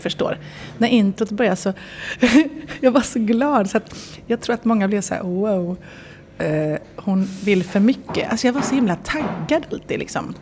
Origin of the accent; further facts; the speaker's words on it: Viskafors, Västra Götaland, Sweden; also born or lived in Enskede, Stockholm; now in Stockholm, Sweden; jag är sådär bonnatösen från Viskafors